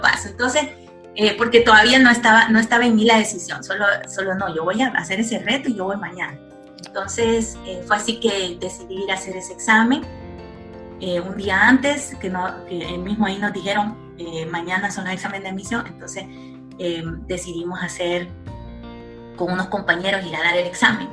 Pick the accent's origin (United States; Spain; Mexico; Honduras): Honduras; Tegucigalpa, Francisco Morazán; moved away as an adult; now in Guayaquil, Ecuador; nací en Tegucigalpa, Honduras, en el seno de una familia humilde y trabajadora